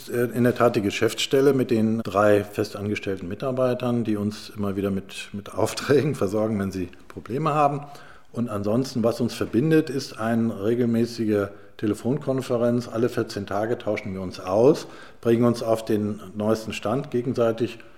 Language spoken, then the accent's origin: German; Hamburg, Germany; Als, als Hamburger habe ich mich immer als Bürger und damit als Teil des Ganzen verstanden.